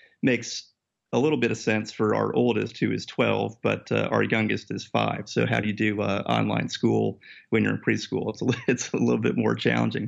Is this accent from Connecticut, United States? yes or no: yes; Connecticut, United States; moved away as an adult; now in New York City, United States; I grew up in Connecticut myself, so this is sort of home turf for me.